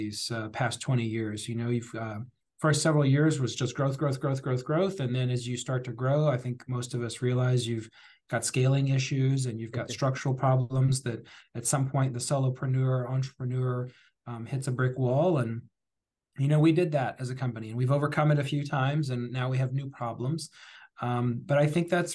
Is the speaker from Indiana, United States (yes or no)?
yes; New Albany, Indiana, United States; I was born and raised in Southern Indiana, specifically New Albany, Indiana